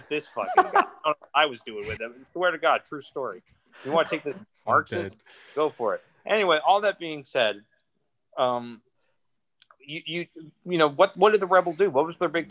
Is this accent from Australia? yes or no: no; Canada; now in Montreal, Canada; I'm Canadian. I'm so proud to be Canadian, right? I'm so proud to be part of this country, to be in Quebec, to be in Montreal